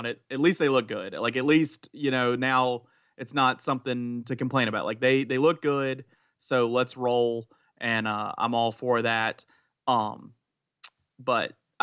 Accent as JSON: {"language": "English", "town": "Staunton", "region": "Virginia", "country": "United States", "said": "I'm from Stanton"}